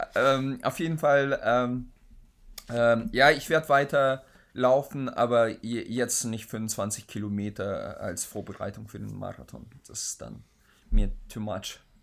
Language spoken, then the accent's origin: German; Oldenburg, Lower Saxony, Germany; Also ich komme ja aus Oldenburg